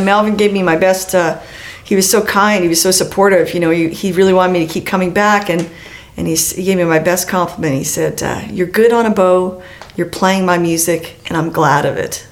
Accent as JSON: {"language": "English", "region": "Western Canada", "country": "Canada", "said": "I'm from Western Canada"}